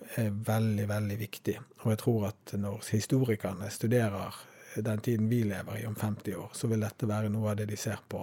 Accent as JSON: {"language": "Norwegian", "country": "Norway", "said": "vi som nordmenn"}